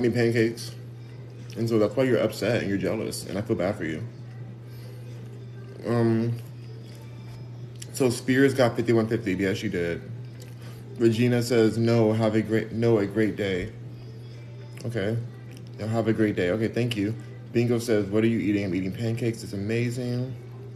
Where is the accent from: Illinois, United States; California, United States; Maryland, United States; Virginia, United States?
California, United States; Los Angeles; I'm from Los Angeles and I'm a Valley girl